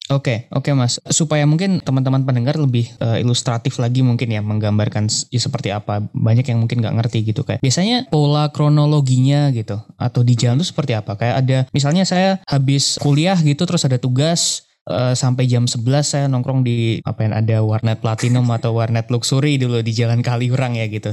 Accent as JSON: {"language": "Indonesian", "town": "Yogyakarta", "region": "Special Region of Yogyakarta", "country": "Indonesia", "tie": "born or raised there", "moved": "as an adult", "lives_now": "Jakarta, Indonesia", "said": "Dulu saya dari S M P, S M A sampai kuliah di Jogja"}